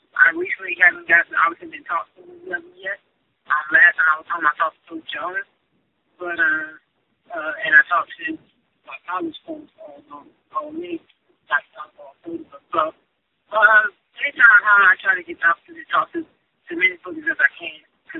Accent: Mississippi, United States; growing up in Mississippi

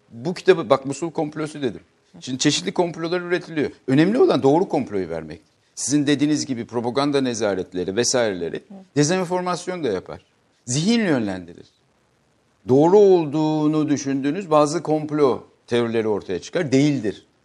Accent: Turkey; Allah da beni Türk olarak yarattı.

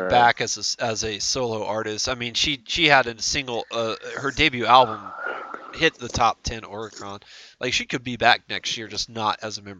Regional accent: United States; as the American that was watching

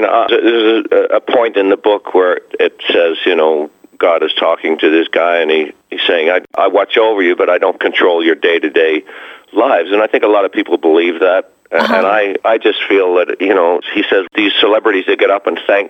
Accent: Australia; now in United States; I came over here from Australia in 1971, and I used to live about two blocks from where the star is now.

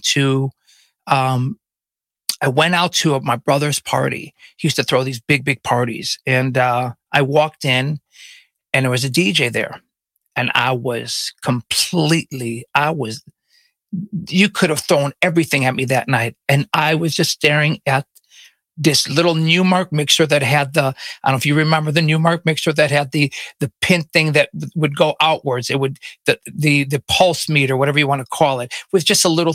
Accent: Chicago, Illinois, United States; I grew up on the north side, but I went to Lane Tech

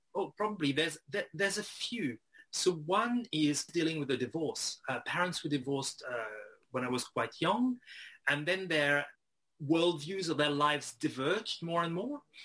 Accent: Strasbourg, Grand Est, France; growing up in Strasbourg uh, in northeastern France

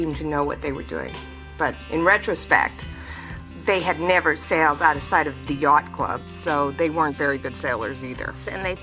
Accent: British Columbia, Canada; moved away; also born or lived in United States; I'm originally from Canada, from British Columbia.

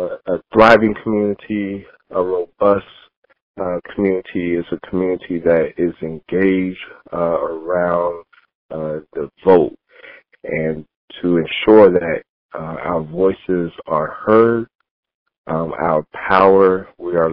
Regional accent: Knoxville, Tennessee, United States; moved away as an adult; also born or lived in Philadelphia / Washington, D.C.; I grew up in Mount Zion Baptist Church in Knoxville, Tennessee

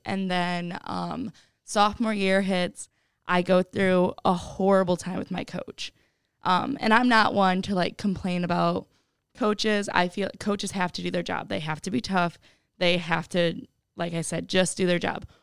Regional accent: Oregon, Ohio, United States; I'm from Oregon, Ohio, which is right outside of Toledo. I actually lived at home all four years of college

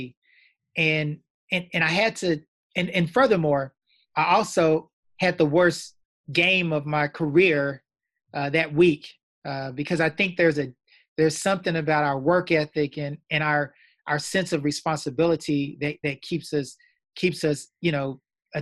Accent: Austin, Texas, United States; I grew up in Austin, Texas, went to the top high

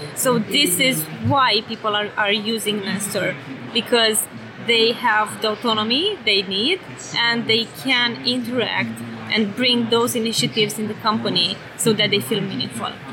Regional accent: Romania; accent: European; now in San Francisco, United States; originally, I'm from Romania

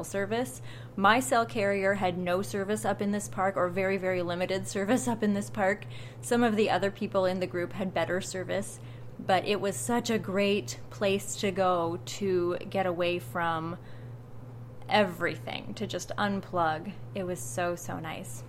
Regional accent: Iowa, United States; my home state of Iowa

